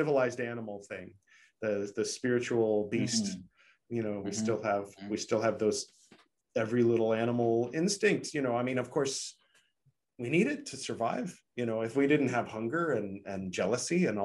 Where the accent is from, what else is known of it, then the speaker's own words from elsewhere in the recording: United States; Being an American